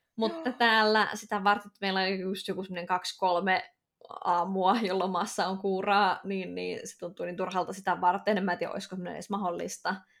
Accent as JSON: {"language": "Finnish", "country": "Finland", "moved": "as an adult", "said": "mä tuun Suomesta"}